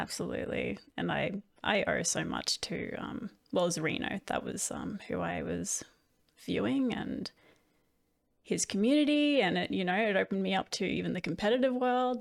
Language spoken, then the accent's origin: English; Australia; I did that with the other Australians